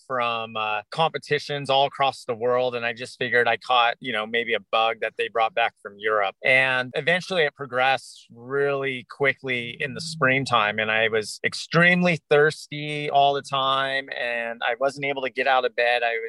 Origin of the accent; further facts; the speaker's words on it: Orange County, Southern California, United States; also born or lived in Laguna Beach, California; now in Alaska, United States; I'm originally from Southern California. I grew up in Orange County and I went to junior high in Laguna Beach, California